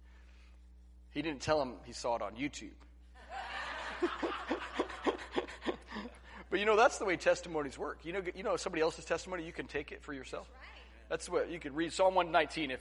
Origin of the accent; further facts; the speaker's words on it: La Grande, Oregon, United States; I grew up in La Grande, Oregon